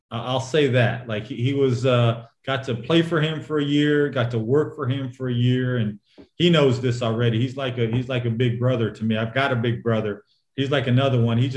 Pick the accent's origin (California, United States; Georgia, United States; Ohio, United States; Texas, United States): California, United States; San Jose; also born or lived in Omaha / Aurora / Hawaii; I was born in Omaha, Nebraska, moved to Aurora, Colorado, and then Hawaii, and then finally settled in San Jose, California. Grew up there from about third grade on.